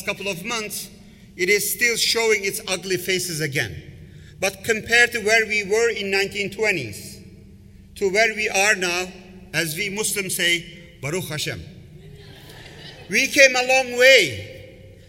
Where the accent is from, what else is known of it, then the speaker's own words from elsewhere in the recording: Istanbul, Turkey; now in United States; I grew up in Istanbul. I'm a Turkish origin. I grew up in Turkey